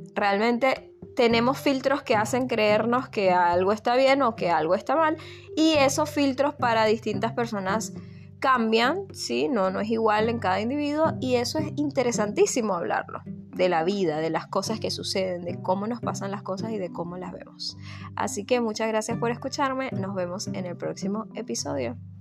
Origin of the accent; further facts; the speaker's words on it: Venezuela; moved away as an adult; also born or lived in Argentina; now in United States; soy de Venezuela, nací en Venezuela